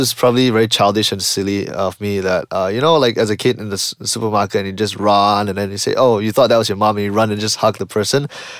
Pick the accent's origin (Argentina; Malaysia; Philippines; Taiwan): Malaysia; I'm from Malaysia.